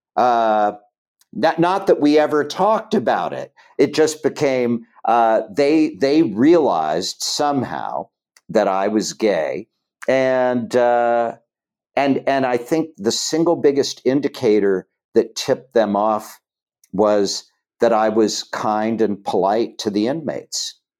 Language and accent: English; Chillicothe, Ohio, United States; moved away as an adult; I grew up in Chillicothe, Ohio